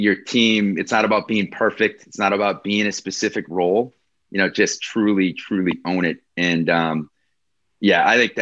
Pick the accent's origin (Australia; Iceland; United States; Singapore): United States; Wisconsin; I'm this guy from Wisconsin, right? You know, where they call us cheeseheads here.